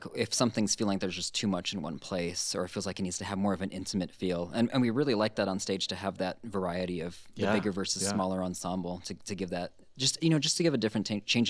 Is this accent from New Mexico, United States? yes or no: no; Honolulu, Hawaii, United States; moved away; I grew up in Honolulu